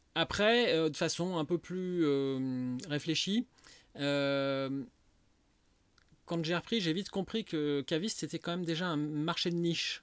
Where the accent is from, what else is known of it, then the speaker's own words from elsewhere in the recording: Lyon, Auvergne-Rhône-Alpes, France; also born or lived in Saint-Étienne / Mâconnais; mes parents se sont installés à Lyon, j'avais deux ans. Donc je, suis quasiment lyonnais